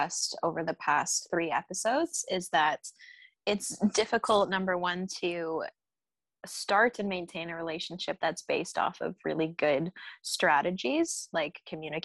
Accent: Aurora, Colorado, United States; moved away; When I go back to Aurora, Colorado

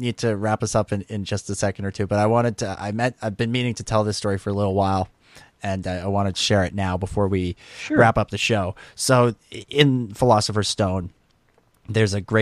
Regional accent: Canada; I love that being Canadian

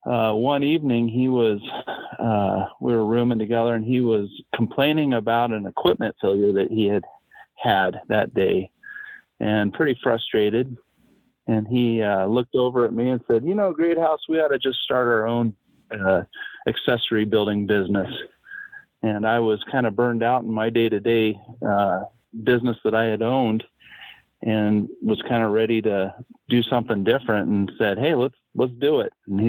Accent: Colorado, United States; You know, he's from Utah, we're from Colorado.

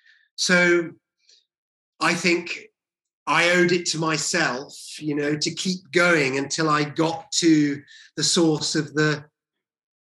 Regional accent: Welsh, Wales, United Kingdom; moved away; also born or lived in Leeds / London

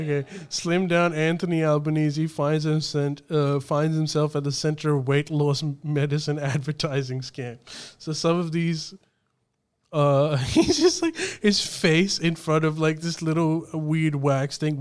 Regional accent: Pakistan; now in Australia; when I was growing up in Pakistan

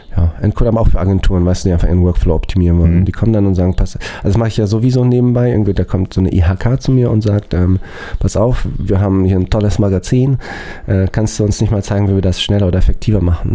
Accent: Germany; bei uns in Deutschland

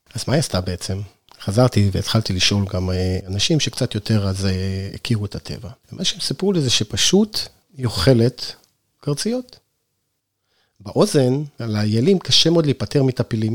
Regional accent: Northern Israel, Israel; now in Sde Boker, Israel; אני נולדתי בצפון בכלל

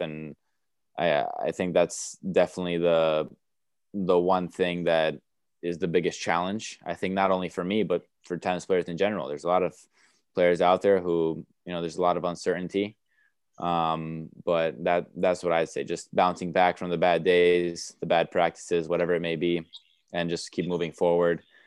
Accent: New York, United States; born or raised there; first language Romanian; English is a second language; moved away; also born or lived in Romania / Chicago / Bradenton, Florida

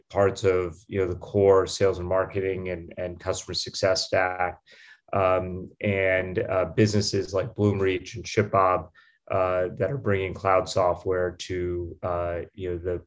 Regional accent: Pittsburgh, Pennsylvania, United States; moved away as an adult; also born or lived in Stanford, California; I grew up in Pittsburgh, Pennsylvania. My parents were immigrants, and I moved there when I was a year old

